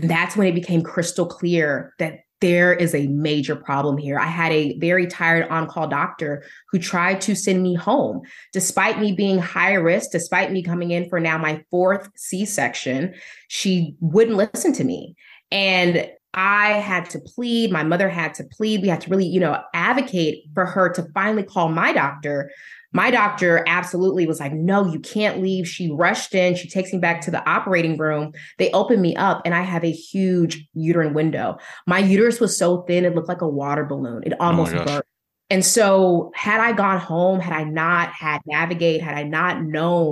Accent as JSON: {"language": "English", "region": "Indiana", "country": "United States", "also_born_or_lived": "Denver", "said": "my husband and I relocated from Denver to our home state of Indiana"}